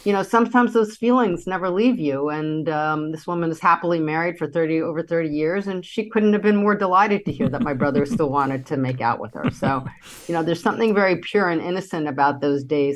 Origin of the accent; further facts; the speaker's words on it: New York City, New York, United States; I grew up in Manhattan